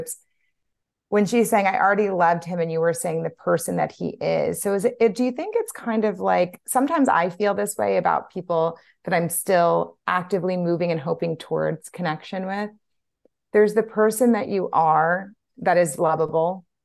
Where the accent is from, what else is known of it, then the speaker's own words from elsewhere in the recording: Louisiana, United States; I'm from Louisiana